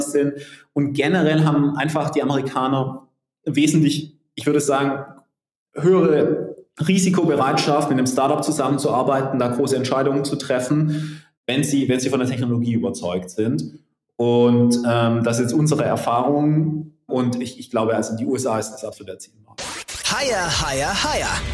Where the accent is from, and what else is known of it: Southern Germany, Germany